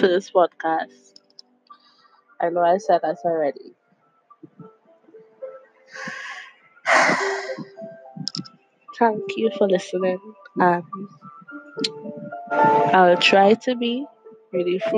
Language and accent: English; Trinidad & Tobago; I am from Trinidad and Tobago.